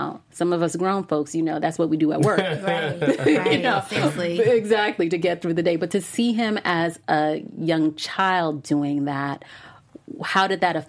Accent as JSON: {"language": "English", "town": "Miami", "region": "Florida", "country": "United States", "tie": "born there", "also_born_or_lived": "Brooklyn / Virginia", "said": "I was born in Miami, but I lived there as an adult. I didn't grow up there, but I lived in other cities. I lived in Brooklyn. I lived in Virginia."}